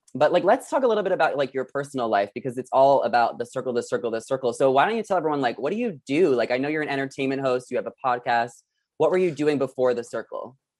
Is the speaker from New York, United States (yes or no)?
yes; New York, United States; now in Los Angeles, United States; I'm from New York